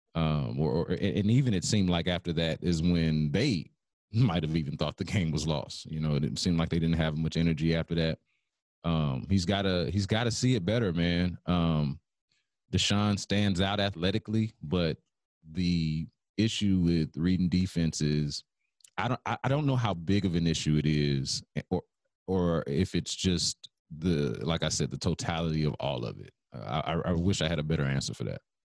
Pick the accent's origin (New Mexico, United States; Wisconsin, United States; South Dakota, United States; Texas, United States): Texas, United States; Houston; I'm from Houston, so I've been watching football my whole life